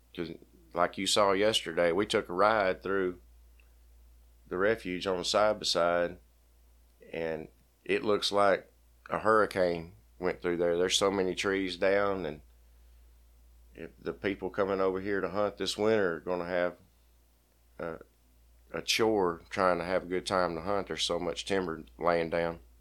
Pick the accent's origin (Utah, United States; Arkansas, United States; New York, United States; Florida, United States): Arkansas, United States; Bryant; I grew up in Bryan, Arkansas